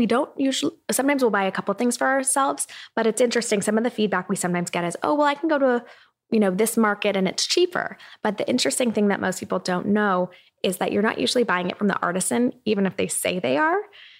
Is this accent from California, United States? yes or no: yes; Irvine, California, United States; I grew up in Irvine.